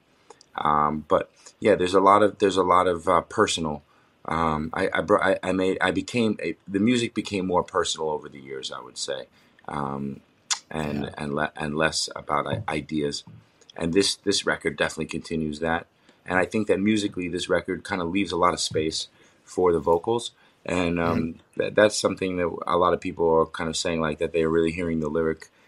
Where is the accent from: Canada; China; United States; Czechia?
United States; New York; also born or lived in Los Angeles, California / Bend, Oregon; now in New Jersey, United States; I'm from New York and we live in New York, in New Jersey